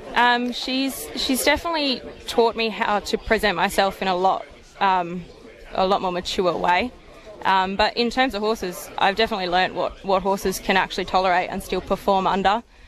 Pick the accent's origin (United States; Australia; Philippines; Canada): Australia; Perth, Western Australia; moved away as an adult; now in Melbourne, Australia; I'm originally from Perth